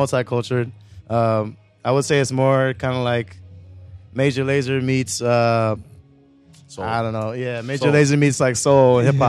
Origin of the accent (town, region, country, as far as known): Tampa, Florida, United States; born or raised there; also born or lived in Germany